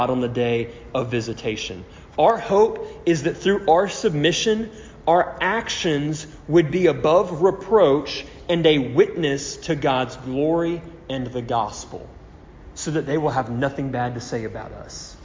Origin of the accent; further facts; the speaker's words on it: United States; as an American, I am a Christian